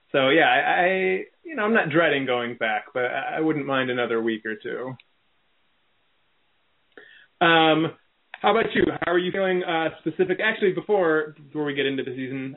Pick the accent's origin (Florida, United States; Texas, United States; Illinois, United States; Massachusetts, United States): Illinois, United States; Chicago; I grew up in Chicago